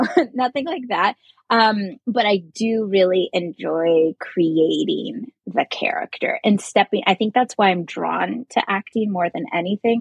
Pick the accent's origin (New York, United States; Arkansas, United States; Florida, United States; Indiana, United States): Indiana, United States; Covington; now in Los Angeles, United States; I'm from Indiana originally, so like very small town, cornfields all around.